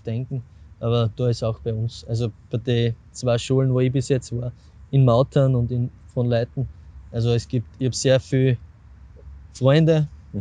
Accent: Semriach, Styria, Austria; mit Semriach, mit meinem Heimatort

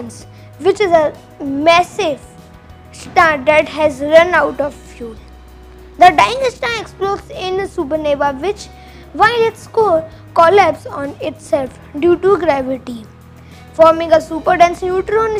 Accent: India; from India

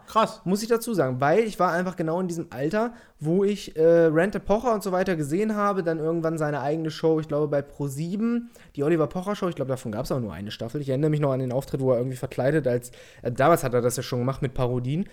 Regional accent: Peine, Lower Saxony, Germany; ich komme aus der Nähe von Hannover

